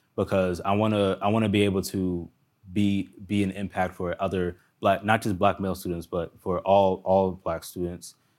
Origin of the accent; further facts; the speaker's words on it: Montgomery County, Maryland, United States; I grew up in Montgomery County, Maryland